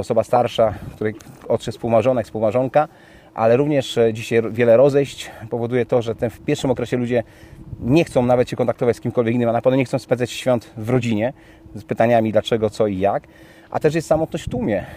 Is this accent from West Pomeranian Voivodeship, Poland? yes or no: yes; Kołobrzeg, West Pomeranian Voivodeship, Poland; mój rodziny Kołbrzeg, bo pochodzę z Kołbrzegu